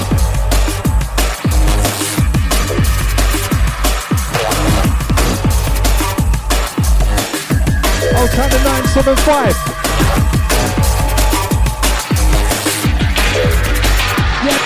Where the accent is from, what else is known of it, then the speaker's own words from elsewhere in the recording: London, United Kingdom; We come from Bromley, London, South East